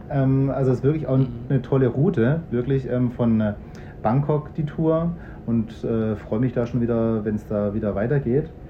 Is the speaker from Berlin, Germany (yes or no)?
yes; Berlin, Germany; Ich komme ja aus Berlin und die haben echt ja toll, also, also tolle Shows in Berlin, ja.